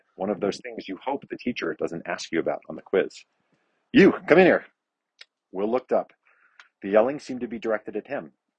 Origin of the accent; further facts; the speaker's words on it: New Jersey, United States; I'm from Jersey too, by the way.